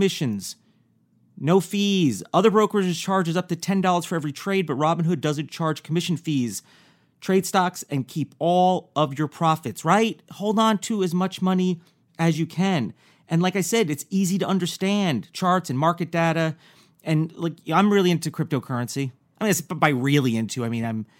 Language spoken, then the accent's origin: English; New York, United States; I'm also from New York, and I remember growing up